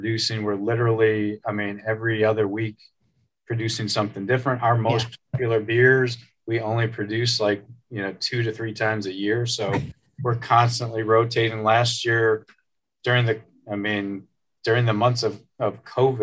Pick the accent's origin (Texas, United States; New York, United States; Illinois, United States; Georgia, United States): Illinois, United States; outside of Chicago; now in Fort Wayne, United States; I grew up outside of Chicago kind of area